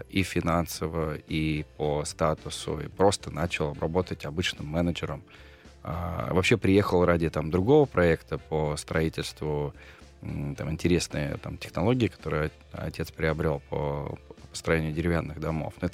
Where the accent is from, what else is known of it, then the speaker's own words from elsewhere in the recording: Volgograd, Volgograd Oblast, Russia; moved away; also born or lived in United States; я парень из Волгограда, у меня просто м- судьба как раз э- кинула на ту сторону как бы океана.